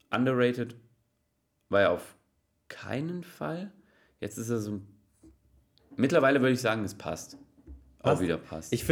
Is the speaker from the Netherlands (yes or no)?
no; Slovakia; Ich bin Slowake. Okay. Oh, und Slowake. Slowake und bin 2003 nach Nürnberg gewechselt.